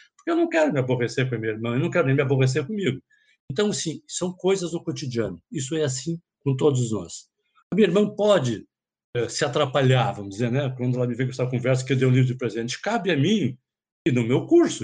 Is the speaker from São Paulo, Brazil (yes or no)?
no; Porto Alegre, Rio Grande do Sul, Brazil; eu sou psiquiatra, sou psicoterapeuta, eu sou de Porto Alegre